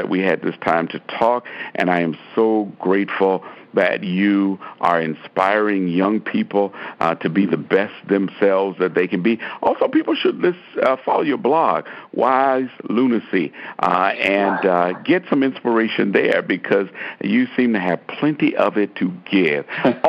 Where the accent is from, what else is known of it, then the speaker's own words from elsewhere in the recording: Chicago, Illinois, United States; Reverend Evans reminded many of us growing up in Chicago every Sunday evening that there is room at the cross for you.